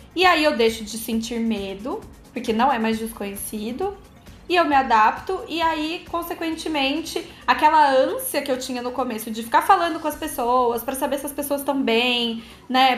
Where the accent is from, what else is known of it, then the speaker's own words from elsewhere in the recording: Campinas, São Paulo, Brazil; moved away as an adult; now in São Paulo, Brazil; já morei fora do Brasil e sou nascida em Campinas, assim como o Luiz. Hoje eu moro em São Paulo.